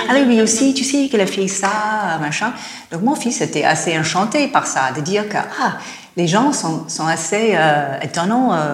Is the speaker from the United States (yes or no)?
yes; United States; French is a second language; Je suis américaine, hein, si vous entendez